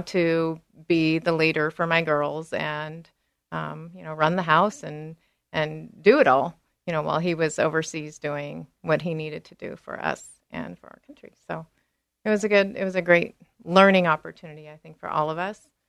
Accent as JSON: {"language": "English", "town": "Salinas", "region": "California", "country": "United States", "tie": "born or raised there", "moved": "yes", "lives_now": "Beaverton, United States", "said": "I grew up in the Salinas area in California as well, the Monterey"}